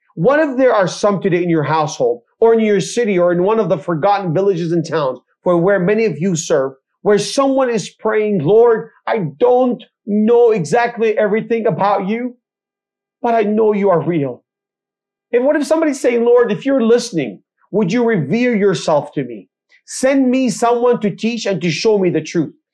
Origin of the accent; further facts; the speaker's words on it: Bethlehem, West Bank, Palestine; also born or lived in Jerusalem; I grew up in Israel, I mentioned I was born in Jerusalem. I grew up uh, in Bethlehem amongst the Palestinian communities